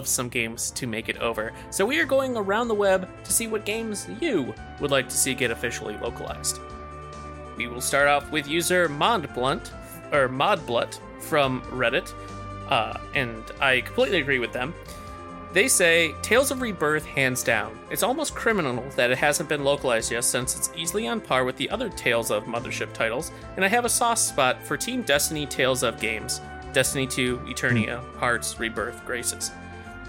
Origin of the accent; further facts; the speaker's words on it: United States; I'm stupid American